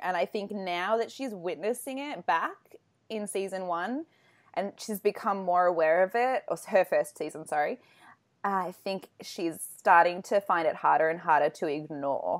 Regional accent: Australia; I'm because from Australia

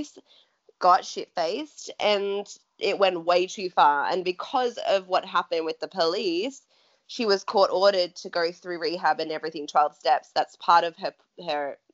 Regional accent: Australia; And we grew up in Australia

